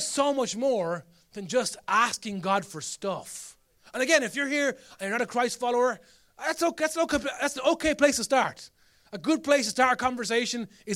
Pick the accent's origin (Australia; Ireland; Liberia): Ireland; as Irish people, we're masters of this